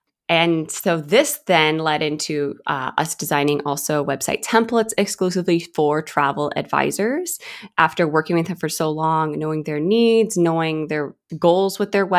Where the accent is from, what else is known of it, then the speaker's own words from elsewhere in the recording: Atlanta, Georgia, United States; also born or lived in California, United States; So I'm originally from California. And then my family moved to Atlanta, Georgia, which is where I mainly grew up.